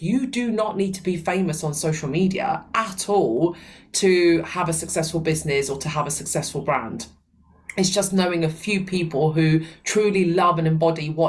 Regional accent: Sicily, Italy; now in United Kingdom; my hometown, Sicily.

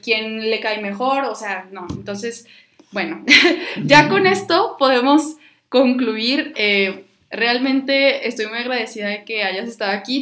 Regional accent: Mexico; como ciudadanos, como mexicanos

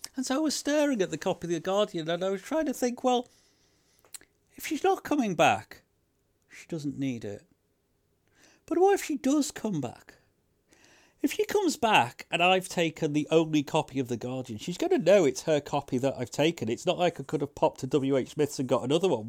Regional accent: United Kingdom; now in London, United Kingdom; being British

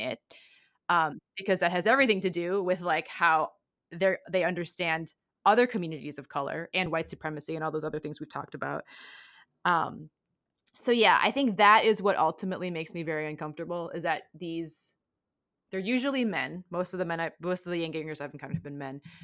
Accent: Kalamazoo, Michigan, United States; I grew up, I was born in Kalamazoo, Michigan

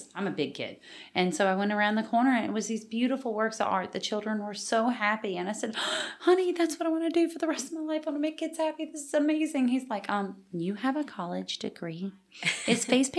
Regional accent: Pride, Louisiana, United States; moved away as an adult; now in Walker, United States; I grew up in Pride, a tiny, tiny town that doesn't even have stoplights

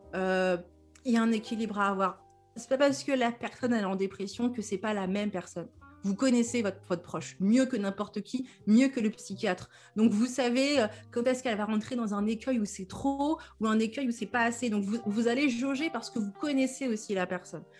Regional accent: Normandy, France; je suis une congolaise normande, comme je dis

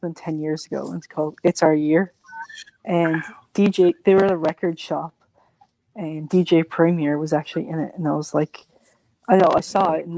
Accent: Canada; also born or lived in Halifax, Nova Scotia; I'm Canadian. I live in Halifax, Nova Scotia at the moment.

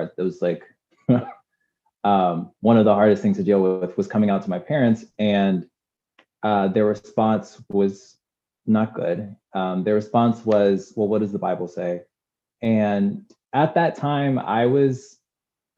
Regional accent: Durham, North Carolina, United States; I was born in Durham, North Carolina

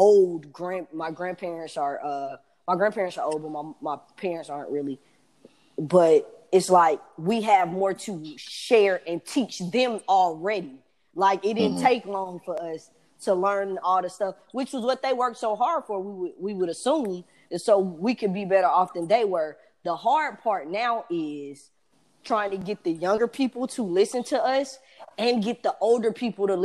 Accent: Atlanta, Georgia, United States; I'm from Atlanta.

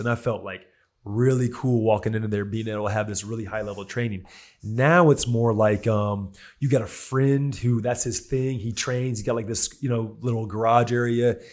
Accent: Houston, Texas, United States; West Houston. He goes, "What high school?" I go, "Stratford."

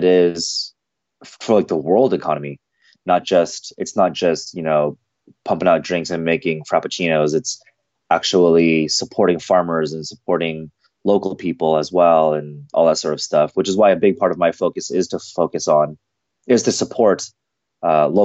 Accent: Seattle, Washington, United States; growing up in the Seattle culture, because I'm born and raised here, but my parents are from Korea

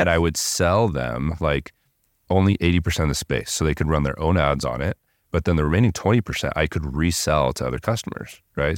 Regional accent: Southern California, United States; I grew up in Southern California

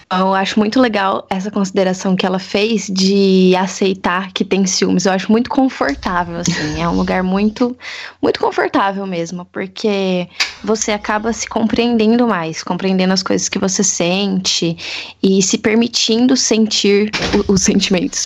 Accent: Assis, São Paulo, Brazil; eu sou daqui de Assis, faço faculdade aqui

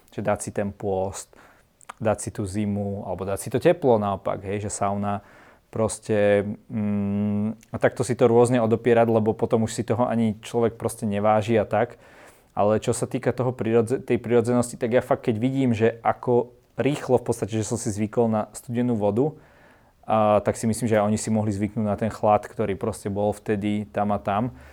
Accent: Trenčín, Trenčín Region, Slovakia; u nás v Trenčine

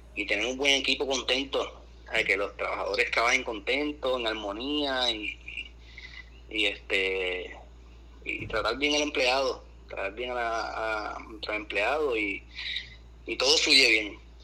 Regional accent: Puerto Rico; now in Miami, United States; nuestra cultura, nuestros abuelos de campo

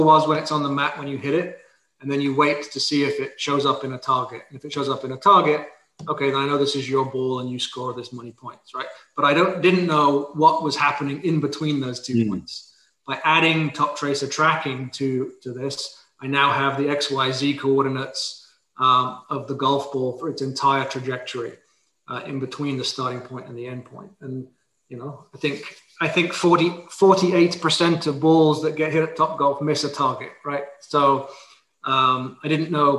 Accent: England, United Kingdom; moved away; I'm from England originally

